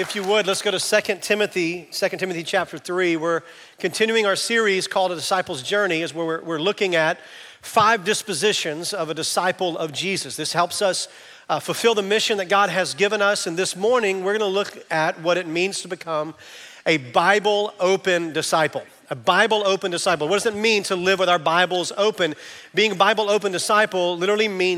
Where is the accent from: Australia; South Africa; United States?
United States; Camden, Arkansas; I'm from Camden, Arkansas